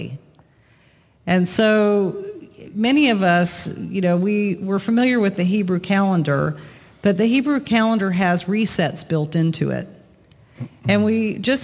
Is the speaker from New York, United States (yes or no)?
yes; Long Island, New York, United States; I grew up on Long Island